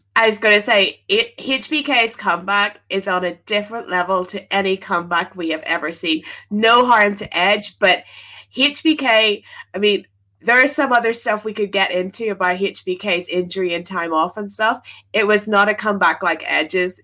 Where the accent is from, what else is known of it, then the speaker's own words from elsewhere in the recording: Belfast, Northern Ireland, United Kingdom; moved away as an adult; now in London, United Kingdom; I moved to Belfast or moved from Belfast to London um at like university time.